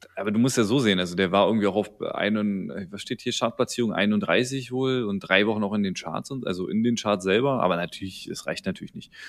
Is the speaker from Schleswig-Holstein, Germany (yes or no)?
no; Berlin, Germany; ich als Berliner